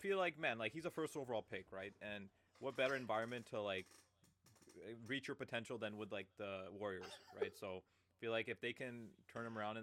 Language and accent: English; Canada; as a Canadian